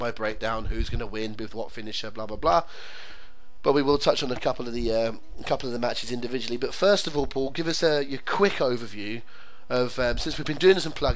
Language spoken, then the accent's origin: English; England, United Kingdom; an Englishman with Scottish roots